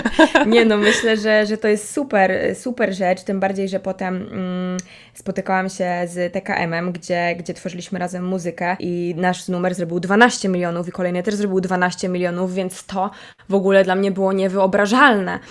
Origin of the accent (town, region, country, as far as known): Poznań, Greater Poland, Poland